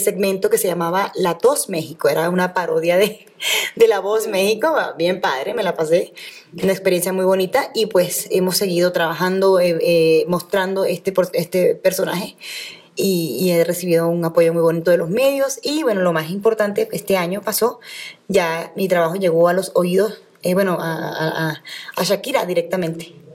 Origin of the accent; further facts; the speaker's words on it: Venezuela; yo soy venezolana